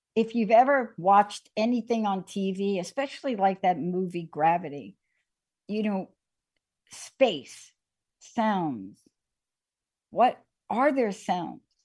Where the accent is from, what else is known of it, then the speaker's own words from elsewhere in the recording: New York City, New York, United States; Growing up in the Bronx